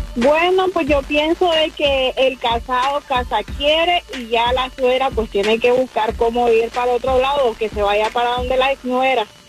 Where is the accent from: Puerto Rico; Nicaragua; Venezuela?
Nicaragua; Yo soy de Nicaragua también.